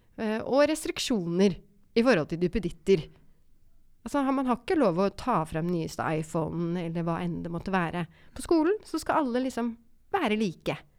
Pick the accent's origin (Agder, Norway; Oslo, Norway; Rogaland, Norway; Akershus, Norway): Oslo, Norway; Jeg vokste opp eh, på Romsås